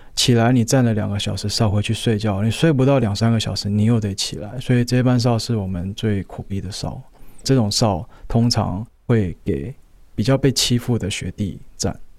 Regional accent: Taipei, Taiwan; 我今年三十二岁，然后我从小在台湾长大，我是在台北出生的

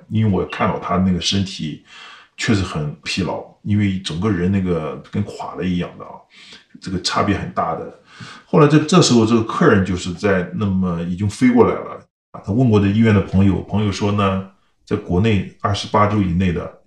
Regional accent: China; now in California, United States; 我是想维护我们中国人的形象

